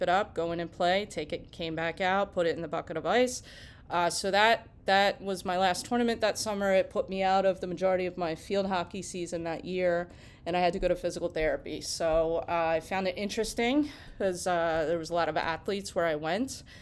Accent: Cherry Hill, New Jersey, United States; I grew up in Cherry Hill, New Jersey, and I went to Camden Catholic High

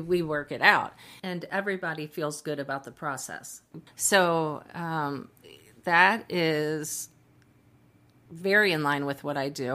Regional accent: Cincinnati, Ohio, United States; moved away as an adult; also born or lived in Dayton, Ohio; now in Texas, United States; born and raised in Cincinnati, Ohio.

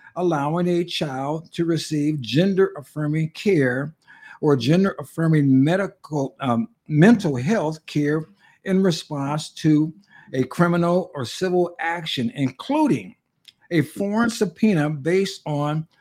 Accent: Pasadena, California, United States; moved away; I was raised in Pasadena, the city in which he's pastoring. I probably left, about 35 years ago

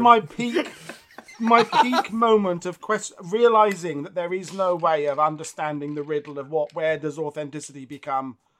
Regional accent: United Kingdom; as a Brit, World War One is, it looms large in who we are

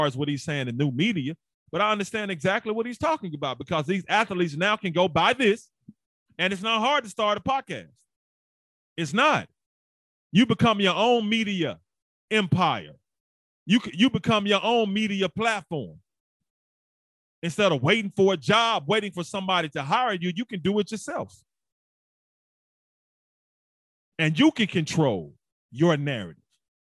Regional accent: Memphis, Tennessee, United States; also born or lived in St. Louis / Hamilton; I'm from Memphis, Tennessee, played football at the University of Memphis

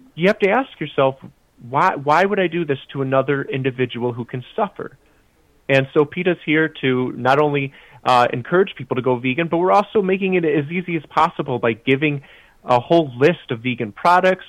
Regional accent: Chicago, Illinois, United States; I grew up in the Midwest as well, just outside Chicago

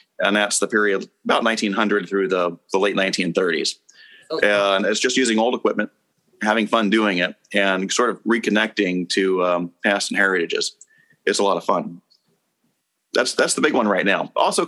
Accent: Germany; also born or lived in Pacific Northwest / California / North Carolina / Texas; now in Washington State, United States; So I was born in the Pacific Northwest and then pretty much moved constantly. California, North Carolina. I did most of my growing up in Germany and then to Texas, and I'm back to Washington State.

